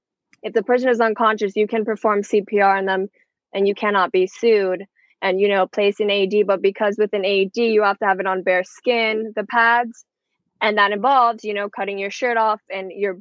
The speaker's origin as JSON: {"language": "English", "town": "Miami", "region": "Florida", "country": "United States", "tie": "born or raised there", "said": "I was born, raised 305 Miami, Florida, my whole life."}